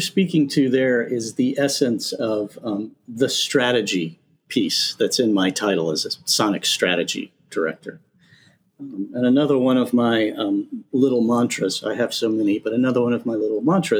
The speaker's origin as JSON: {"language": "English", "region": "the South", "country": "United States", "said": "I'm from the South."}